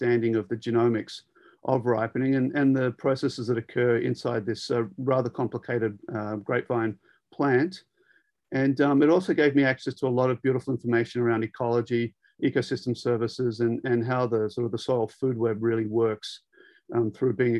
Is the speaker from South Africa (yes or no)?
no; Sydney, New South Wales, Australia; moved away as an adult; also born or lived in Davis, California, United States; I'm actually a city boy by trade. I was born in Sydney